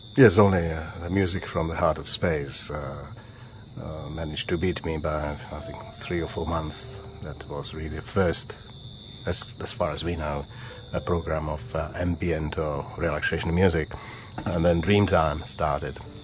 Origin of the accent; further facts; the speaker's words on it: Bohemia, Czechia; English is a second language; moved away as an adult; also born or lived in Sydney, Australia / Adelaide, Australia; now in Australia; I was born in Bohemia.